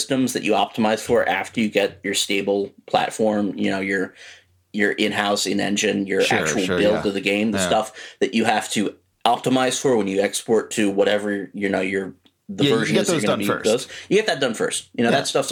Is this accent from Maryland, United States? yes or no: yes; Baltimore, Maryland, United States; I'm from Baltimore